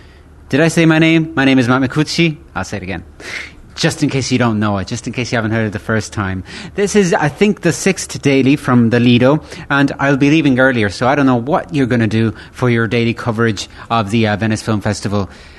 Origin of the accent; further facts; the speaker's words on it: County Galway, Connacht, Ireland; also born or lived in Italy; I was born in Italia, but I grew up in Ireland. And I've been living there since I was a baby. And I've been specifically living in County Galway.